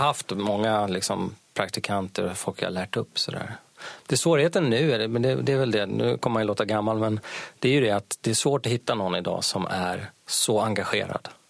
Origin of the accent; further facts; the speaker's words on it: Sweden; jag är svensk